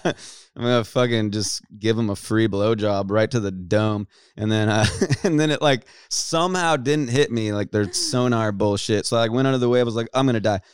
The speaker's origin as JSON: {"language": "English", "region": "California", "country": "United States", "tie": "born or raised there", "said": "born and raised in Cali, blonde, douchebag"}